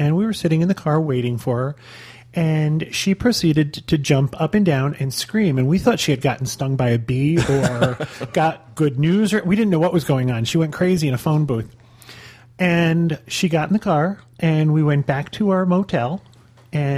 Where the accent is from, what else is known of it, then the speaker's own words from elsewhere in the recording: Northeast, United States; I grew up in the Northeast